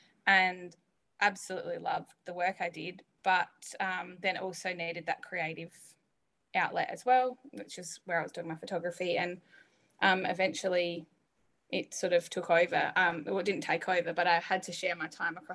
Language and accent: English; Mount Gambier, South Australia, Australia; also born or lived in Adelaide; now in Millicent, Australia; I grew up in Mount Gambier, moved away, went to uni